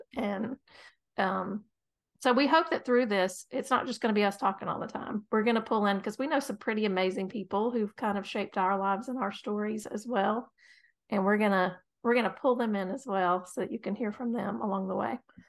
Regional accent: North Carolina, United States; We are from North Carolina, and we're proud of it. We're proud Tar Heel.

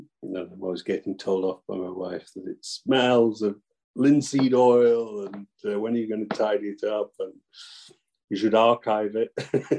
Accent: Nottingham, East Midlands, United Kingdom; Near Nottingham.

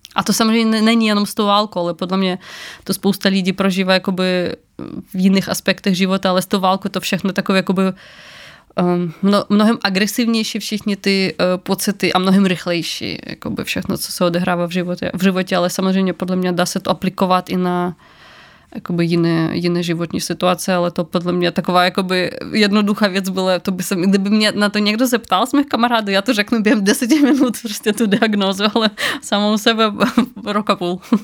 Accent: Ukraine; now in Czech Republic; jsem z Ukrajiny

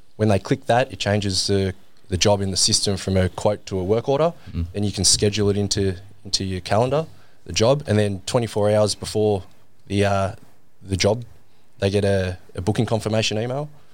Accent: Sydney, New South Wales, Australia; also born or lived in England; I was born in England. Dad's English, so we moved to Australia when I was eight years old. Right. Um, and that was for Dad's work. Like he got a job down here in, in Sydney, and we moved down here when I was a kid.

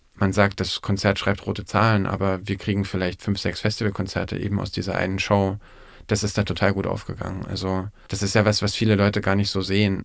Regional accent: Erfurt, Thuringia, Germany; in Erfurt, wo ich herkomme

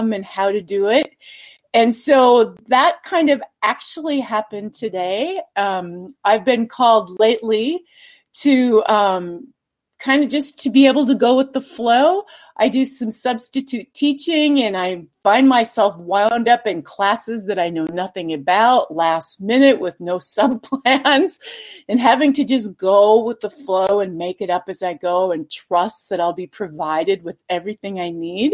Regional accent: Minnesota, United States; moved away as an adult; now in Boise, United States; I'm originally from Minnesota

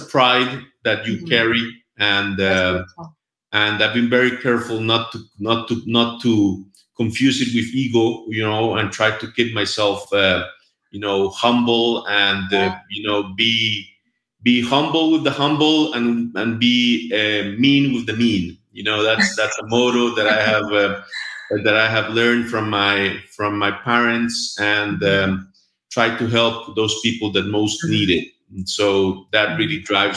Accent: Costa Rica; English is a second language; also born or lived in United States; I was raised here in Costa Rica.

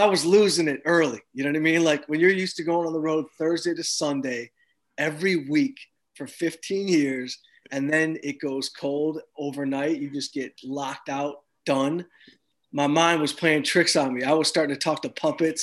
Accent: outside Detroit, Michigan, United States; moved away as an adult; also born or lived in Los Angeles; I grew up outside Detroit

